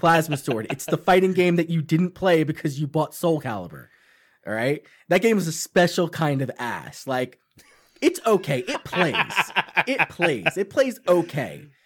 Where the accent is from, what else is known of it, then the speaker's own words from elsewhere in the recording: Long Island, New York, United States; this movie in Long Island, too, which is where I'm from